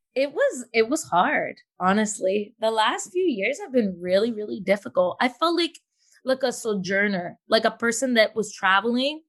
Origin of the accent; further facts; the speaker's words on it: Toronto, Ontario, Canada; now in Fayetteville, United States; I'm born in Toronto, born and raised in Toronto, but living in Fayetteville, North Carolina right now